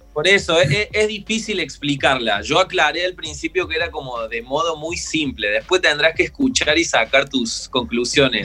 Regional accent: Río Tercero, Córdoba, Argentina; now in Córdoba, Argentina; Nosotros somos de Río Tercero, no de Córdoba Capital.

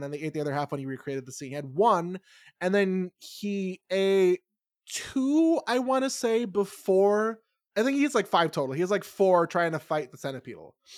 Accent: New York, United States; I'm a New Yorker

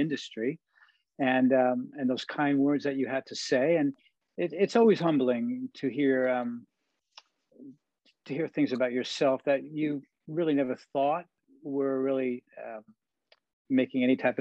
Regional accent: New York, United States; moved away; also born or lived in Long Island; as a young kid growing up in New York, Manhattan and Queens, and then moving to Long Island

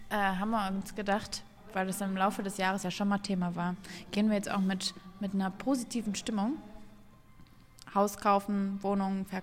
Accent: Bochum, North Rhine-Westphalia, Germany; Ich komme aus dem Ruhrgebiet, so Bochum oder sowas

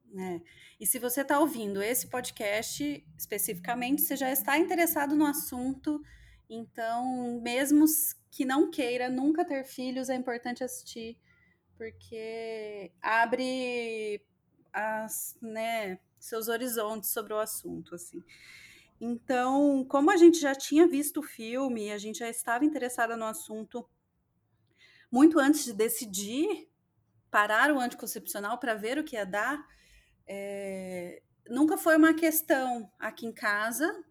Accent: interior of Minas Gerais, Brazil; also born or lived in São Paulo; now in Londrina, Brazil; a minha cidade lá no interior de Minas, uma cidade pequena

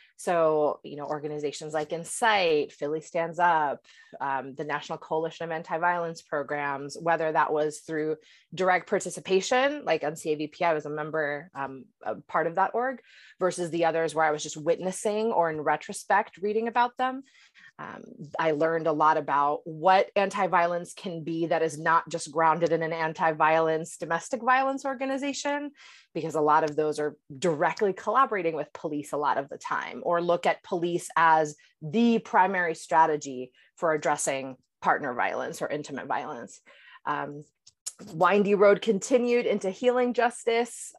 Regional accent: Puerto Rico; also born or lived in upstate New York; now in Boston, United States; I was raised in Puerto Rico

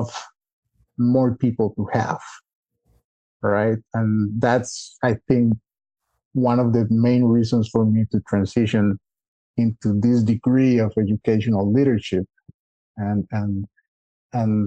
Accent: Costa Rica; moved away as an adult; we were born and raised in Costa Rica

